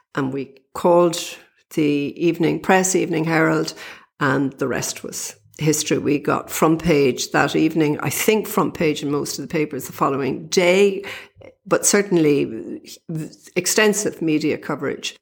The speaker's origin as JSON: {"language": "English", "town": "Dublin", "region": "Leinster", "country": "Ireland", "said": "I'm from Dublin"}